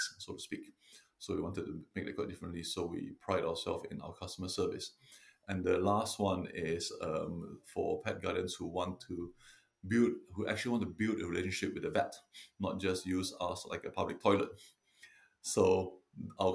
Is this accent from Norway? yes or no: no; Singapore; moved away as an adult; also born or lived in London, United Kingdom; now in Devon, United Kingdom; I'm originally from Singapore, and I came over to UK in 99 to study veterinary medicine in London at the RVC